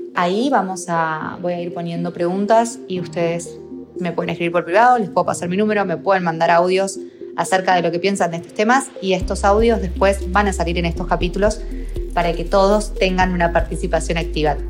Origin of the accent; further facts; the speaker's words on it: Argentina; moved away as an adult; also born or lived in Salta; now in Barcelona, Spain; soy argentina y estudié en la Universidad de Salta esta carrera